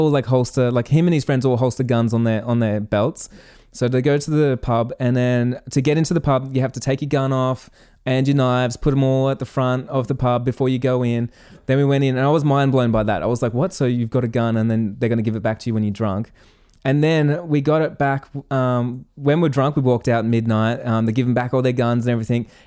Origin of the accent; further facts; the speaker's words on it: Australia; like growing up as an Australian, like I'm innocent in Australia and watching Hollywood movies